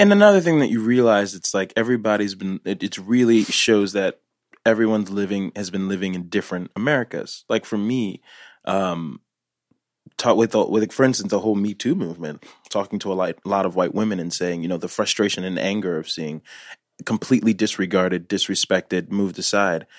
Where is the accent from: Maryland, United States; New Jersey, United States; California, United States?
New Jersey, United States; Newark; born in Newark